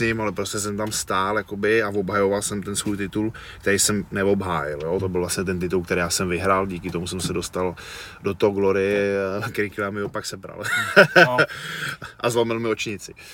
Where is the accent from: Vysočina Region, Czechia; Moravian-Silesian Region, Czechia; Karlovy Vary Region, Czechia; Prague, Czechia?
Karlovy Vary Region, Czechia; Cheb; já jsem z toho Chebu, jo, jsem vyrůstal v Chebu a. na západě